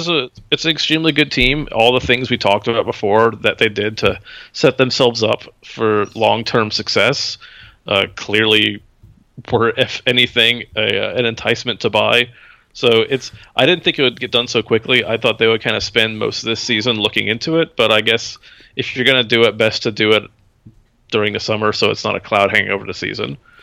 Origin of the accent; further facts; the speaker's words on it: Houston, Texas, United States; moved away; I'm from Houston, too.